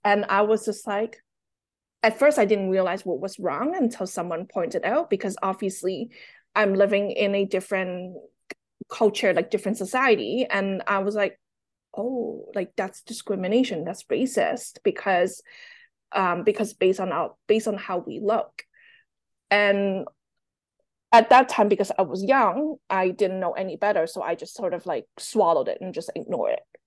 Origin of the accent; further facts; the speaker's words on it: Toronto, Ontario, Canada; English is a second language; also born or lived in Hong Kong; My family and I, we moved from Hong Kong to Toronto in the nineties